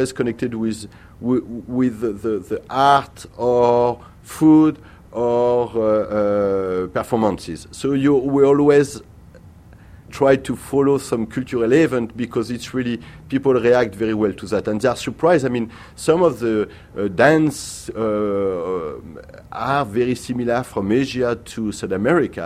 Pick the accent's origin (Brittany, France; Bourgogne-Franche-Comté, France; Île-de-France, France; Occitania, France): Île-de-France, France; Paris; English is a second language; now in New York, United States; I come from France. I'm born in Paris